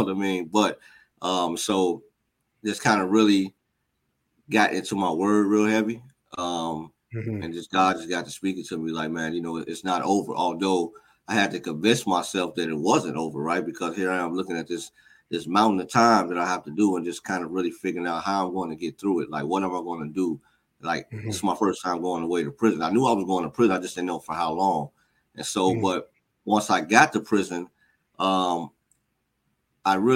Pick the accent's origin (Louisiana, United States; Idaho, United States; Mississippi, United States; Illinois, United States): Illinois, United States; Chicago; born and raised on the South Side of Chicago, gang, drug violence, the normal kind of stuff